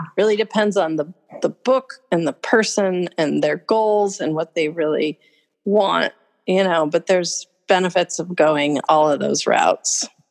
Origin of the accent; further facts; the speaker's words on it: Oregon coast, United States; also born or lived in Willamette Valley, Oregon / Bend, Oregon; I've been in Oregon my whole life. I grew up on the Oregon coast, and then I was in the valley for a while, and I've been in Bend now for 25 years.